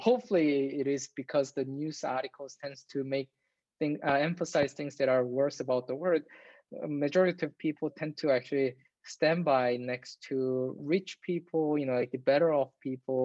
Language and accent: English; Seoul, South Korea; moved away as an adult; I was raised in Seoul, which is the capital of Korea.